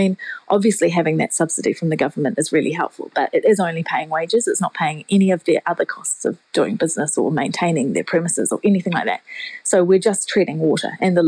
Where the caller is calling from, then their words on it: Whangarei, Northland, New Zealand; I'm calling from Whangarei because I actually always work from home.